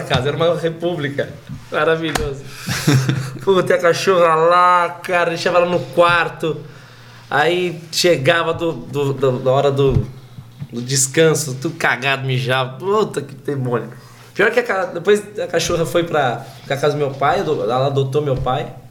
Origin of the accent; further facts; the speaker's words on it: Pinhalzinho, São Paulo, Brazil; also born or lived in Pirituba, São Paulo; Eu sou de uma cidade chamada Pinhalzinho, cresci em Pinhalzinho, depois dos 10 anos de idade